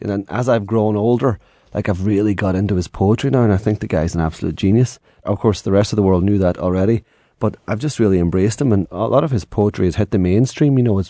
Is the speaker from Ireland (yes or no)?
yes; Ireland; Growing up in Ireland, none of us have any idea what the hell that means.